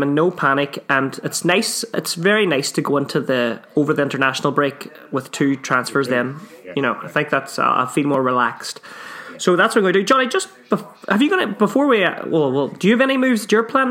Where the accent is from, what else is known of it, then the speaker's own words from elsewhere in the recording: Ireland; we're Irish.